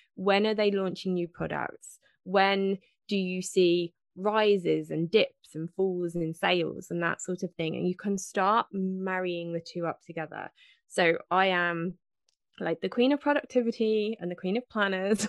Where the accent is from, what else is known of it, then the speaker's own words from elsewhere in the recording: United Kingdom; 'cause I am British